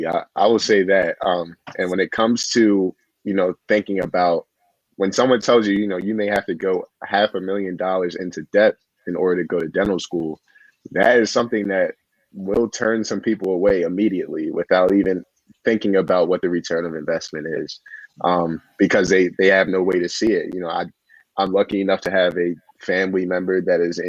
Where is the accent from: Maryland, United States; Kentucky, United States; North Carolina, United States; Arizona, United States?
Maryland, United States; growing up in Maryland